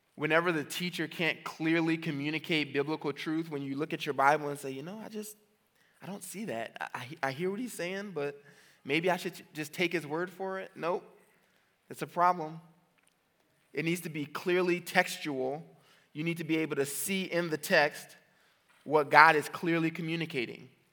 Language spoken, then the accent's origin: English; New Orleans, Louisiana, United States; I'm from New Orleans